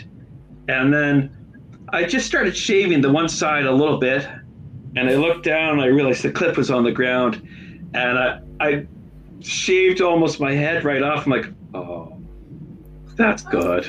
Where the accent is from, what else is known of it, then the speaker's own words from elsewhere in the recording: Canada; now in New Zealand; I'm a Canadian living in New Zealand